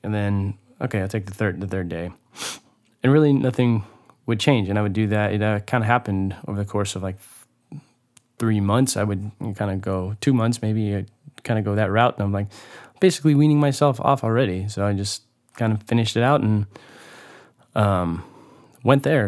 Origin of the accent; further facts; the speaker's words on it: Hollister, California, United States; moved away; the beautiful town of Hollister, California, which is my hometown.